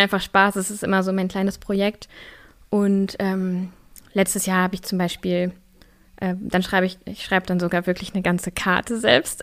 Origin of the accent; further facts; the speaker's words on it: a village near Kassel, Hesse, Germany; also born or lived in Austria / Göttingen; now in Berlin, Germany; ich bin auf einem Dorf in der Nähe von Kassel groß geworden